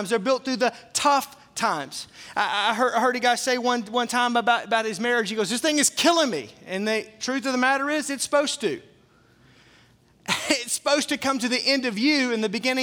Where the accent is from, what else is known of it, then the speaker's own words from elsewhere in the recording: the South, United States; where I grew up in the South, everything was made with meat grease